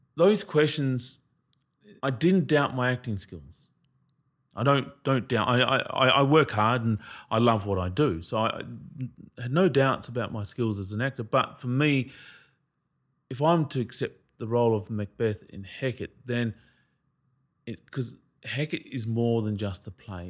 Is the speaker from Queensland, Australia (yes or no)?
yes; Queensland, Australia; I'm from Queensland